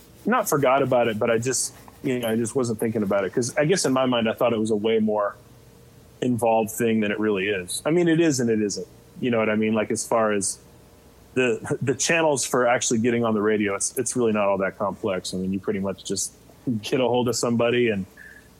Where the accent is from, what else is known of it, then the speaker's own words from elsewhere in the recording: Fresno, California, United States; I grew up in Fresno, California, which I love that town, but it's pretty unhip